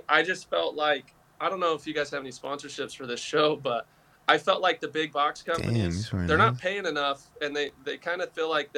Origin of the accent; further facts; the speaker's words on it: Southern California, United States; I grew up skateboarding. I grew up in SoCal